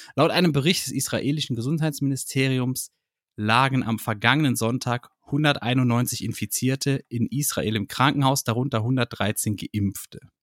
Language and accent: German; Heinsberg area, North Rhine-Westphalia, Germany; ich bin ja irgendwo da in der Gegend auch groß geworden, ne? Im, im Heinsberger Raum.